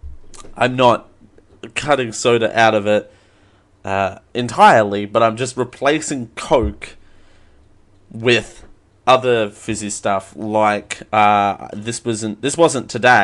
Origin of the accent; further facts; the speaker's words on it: Australia; I'm Australian.